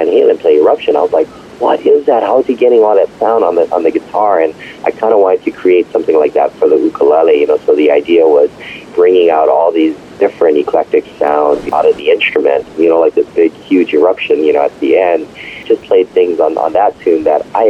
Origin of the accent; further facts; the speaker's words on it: Hawaii, United States; I was born and raised in Hawaii